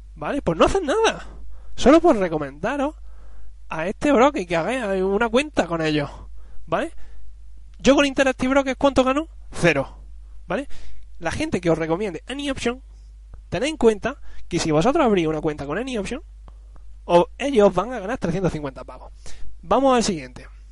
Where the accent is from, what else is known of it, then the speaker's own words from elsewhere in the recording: Spain; Yo soy español.